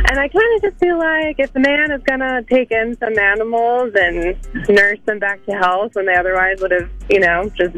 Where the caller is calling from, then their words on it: Drexel Hill, Pennsylvania, United States; I'm calling from Drexel Hill.